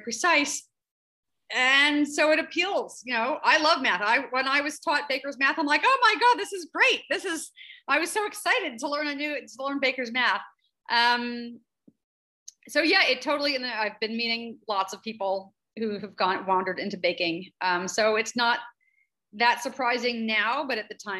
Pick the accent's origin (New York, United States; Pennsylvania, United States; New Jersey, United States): New Jersey, United States; moved away as an adult; I'm from Central Jersey, grew up eating lots of bagels.